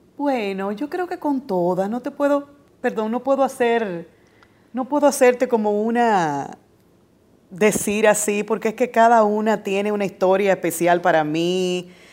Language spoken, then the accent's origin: Spanish; Dominican Republic; como dominicana me siento más que satisfecha